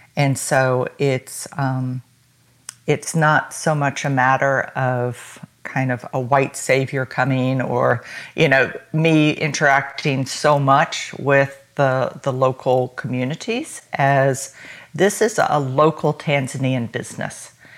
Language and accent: English; United States; I am American.